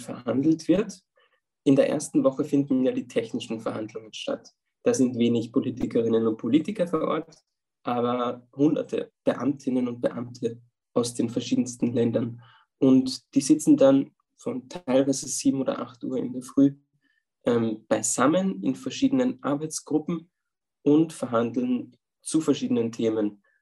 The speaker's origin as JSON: {"language": "German", "region": "Upper Austria", "country": "Austria", "moved": "as an adult", "lives_now": "Vienna, Austria", "said": "Ich komme ursprünglich aus Oberösterreich und jetzt in meiner Zeit in Wien, wo ich seit drei Jahren bin"}